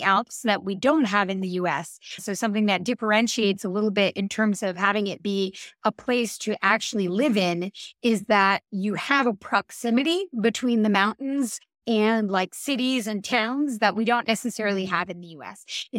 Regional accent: Northeastern US, United States; And then the other thing is that I come from the Northeastern US.

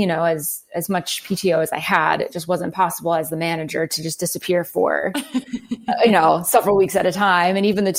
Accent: New Jersey, United States; also born or lived in Calgary, Canada / Los Angeles; now in Phoenix, United States; I was born in Calgary, Alberta in Canada. I lived in New Jersey. I grew up there and we moved when I was young. I lived in Los Angeles for about 5.5 years working

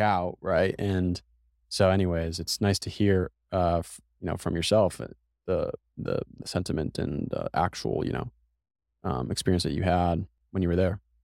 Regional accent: Massachusetts, United States; now in Austin, United States; I'm from Massachusetts

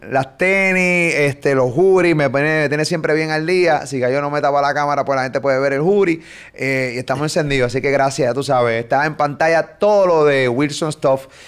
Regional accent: Puerto Rico; de Puerto Rico

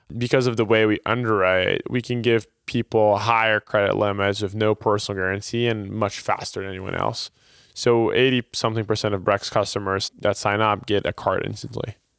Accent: Brazil; moved away as an adult; now in United States; I was, uh, originally born and raised in Brazil

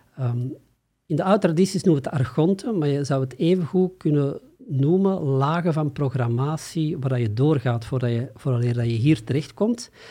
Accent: Antwerp, Flanders, Belgium; ik kom uit Antwerpen, of ten zuiden van Antwerpen

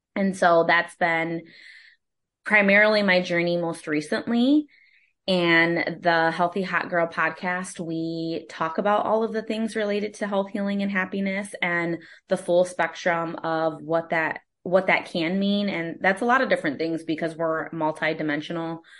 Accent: Holland, Michigan, United States; also born or lived in Kalamazoo, Michigan / Austin, Texas; now in Grand Rapids, United States; I am from Holland, Michigan originally, which is West Michigan, and I was born and raised there

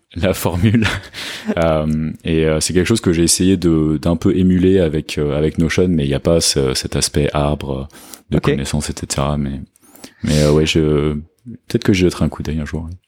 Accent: France; moved away as an adult; also born or lived in London / England; now in Lisbon, Portugal; je suis français, euh, j'ai 30 ans, euh, j'habite à Lisbonne

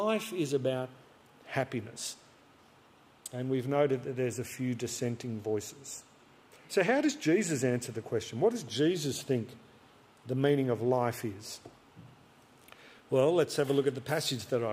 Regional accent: Albury, New South Wales, Australia; I grew up outside Albury on the border of New South Wales and Vic

